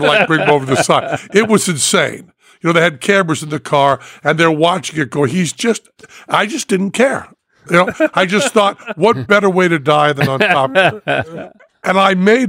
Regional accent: New England, United States; I'm from New England

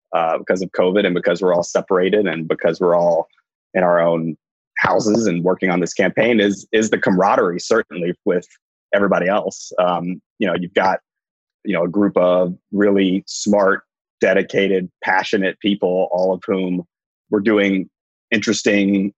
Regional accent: Nashville, Tennessee, United States; also born or lived in New York / Washington; now in Philadelphia, United States; I am from Nashville, Tennessee. Currently, sort of living in Philadelphia.

